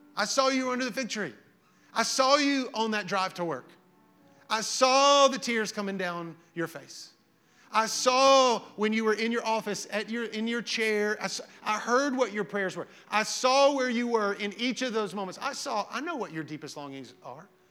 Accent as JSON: {"language": "English", "town": "Hazel Green", "region": "Alabama", "country": "United States", "said": "I lived in Hazel Green. I'm from Hazel Green"}